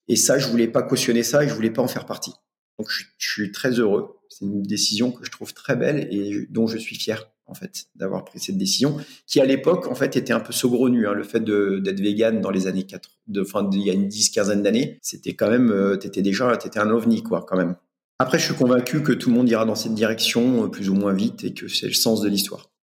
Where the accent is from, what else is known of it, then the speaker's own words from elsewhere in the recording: Normandy, France; je viens de l'Ouest, en Normandie